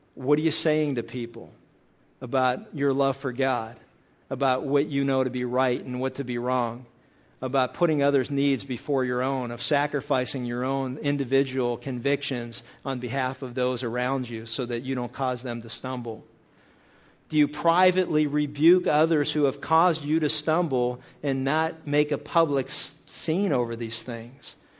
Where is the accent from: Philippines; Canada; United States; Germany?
United States; Pennsylvania; I was a kid growing up in Pennsylvania